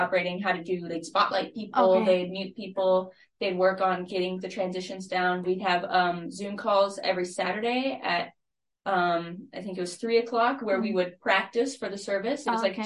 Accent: San Antonio, Texas, United States; moved away as an adult; now in Lamoni, United States; I'm from San Antonio, Texas

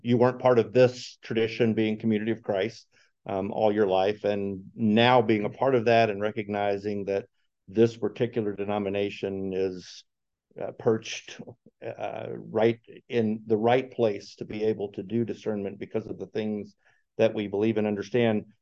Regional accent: Chicago, Illinois, United States; I am also from Chicagoland area

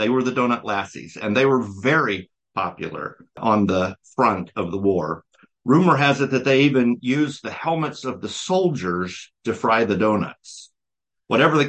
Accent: Pensacola, Florida, United States; now in Elgin, United States; I'm originally from Pensacola, Florida, and I am currently living in Elgin, Illinois

